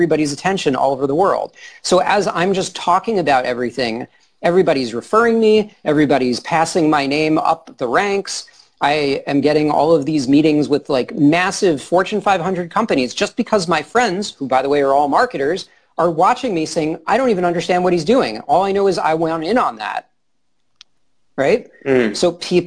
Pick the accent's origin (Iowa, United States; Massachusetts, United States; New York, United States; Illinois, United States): New York, United States; I'm from New York